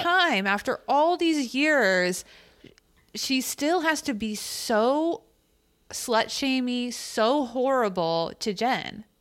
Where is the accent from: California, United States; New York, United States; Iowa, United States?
California, United States; We're being Californian